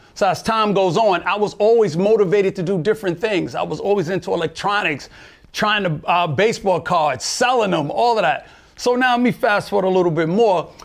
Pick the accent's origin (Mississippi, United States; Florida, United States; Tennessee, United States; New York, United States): New York, United States; New York City; I'm from Brooklyn, New York